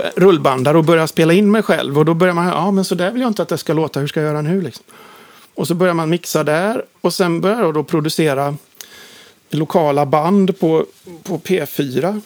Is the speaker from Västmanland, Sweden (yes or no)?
no; Uddevalla, Västra Götaland, Sweden; moved away as an adult; now in Gothenburg, Sweden; Sundsandvik där jag växte upp utanför Uddevalla